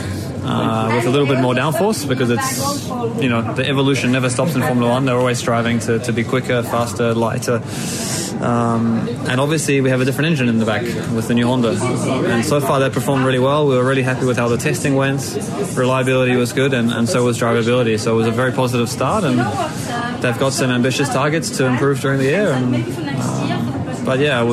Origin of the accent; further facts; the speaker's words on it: New Zealand; moved away; I'm a really proud Kiwi